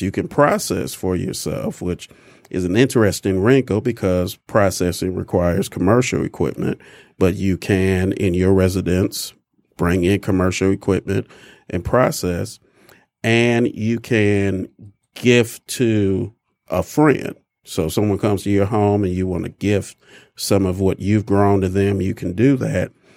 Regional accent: Detroit, Michigan, United States; I'm a Michigan native, born and raised in Detroit

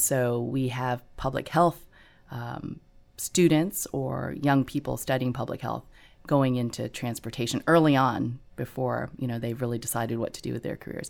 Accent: Gulf Coast, Texas, United States; moved away; we grew up in Texas

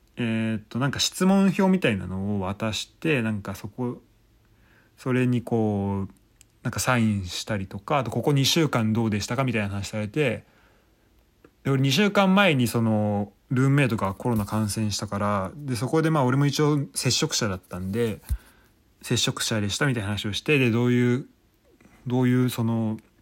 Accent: Kanto, Japan; moved away as an adult; 俺はまあ関東の出身

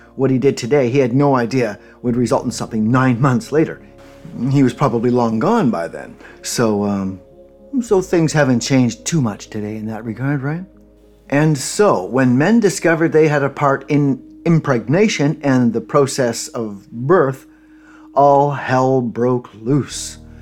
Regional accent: Ontario, Canada; the popular religion where I grew up in Canada um, Ontario

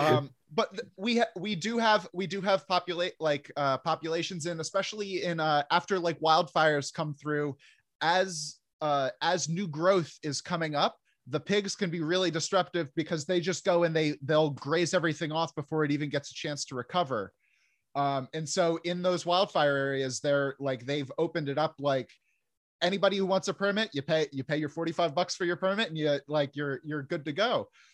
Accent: New Jersey, United States; I grew up in New Jersey

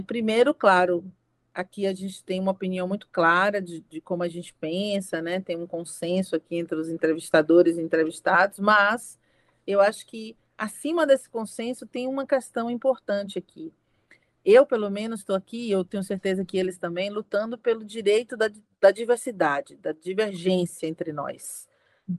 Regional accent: Brazil; Todos nós aqui somos brasileiros

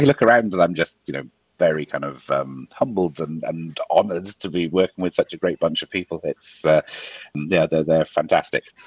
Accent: Wales, United Kingdom; now in Ireland; I'm from Wales originally, and I'm living in Ireland at the moment.

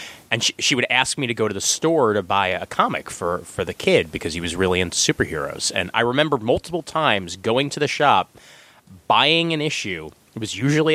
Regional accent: New York City, New York, United States; where I grew up on Kings Highway and Coney Island Avenue

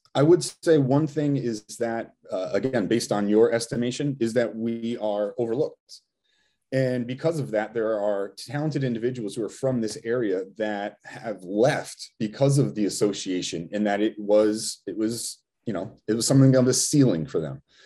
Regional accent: Rhode Island, United States; we're still from Rhode Island

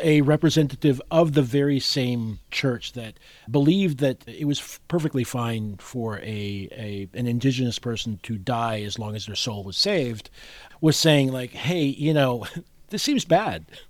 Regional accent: Puerto Rico; I was growing up in Puerto Rico

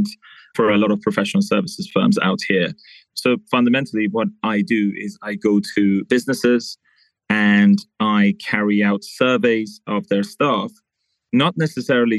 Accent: United Kingdom; moved away as an adult; now in Dubai, United Arab Emirates; I was raised in the UK. I'm ethnically Persian, but most of the time I'm between the two countries. I'm in Dubai a lot longer than the UK

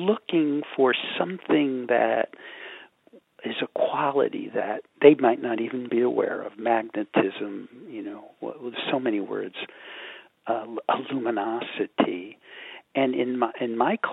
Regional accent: New York, United States; I'm from New York, I still got subway trains running in my head

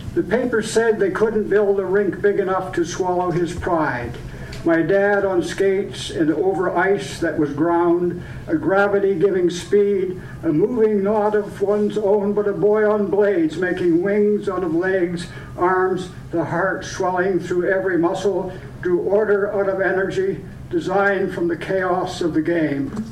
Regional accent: Point Edward, Ontario, Canada; born or raised there; also born or lived in Sarnia, Ontario

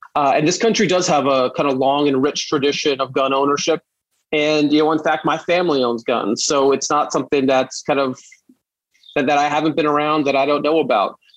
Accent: New York City, New York, United States; I grew up in Brooklyn

